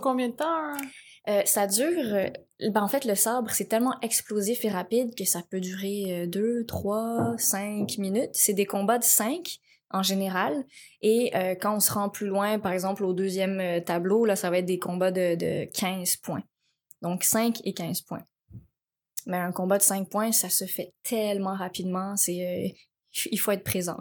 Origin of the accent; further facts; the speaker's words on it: Laval, Quebec, Canada; also born or lived in Cambodia; j'ai grandi à Laval